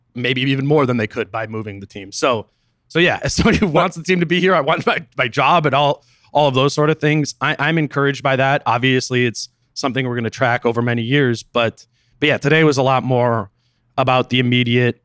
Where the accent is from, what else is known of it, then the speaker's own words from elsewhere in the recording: Minnesota, United States; as a Minnesotan